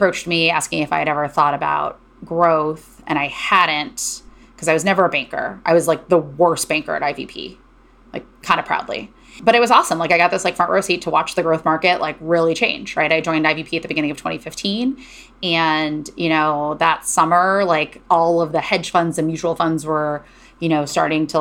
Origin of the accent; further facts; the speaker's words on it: Cleveland, Ohio, United States; moved away as an adult; also born or lived in Berkeley, California; I grew up in Cleveland, Ohio.